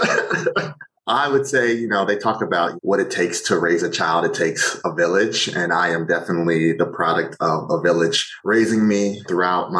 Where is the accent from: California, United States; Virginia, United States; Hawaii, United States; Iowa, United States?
Virginia, United States; Virginia Beach; I grew up in Virginia Beach, Virginia, Hampton Roads 757